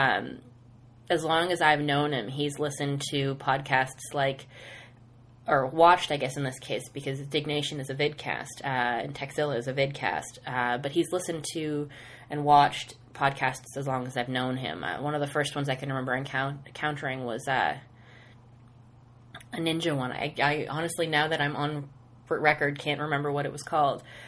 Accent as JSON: {"language": "English", "region": "Nova Scotia", "country": "Canada", "moved": "as an adult", "lives_now": "London, Ontario, Canada", "said": "I'm from Nova Scotia."}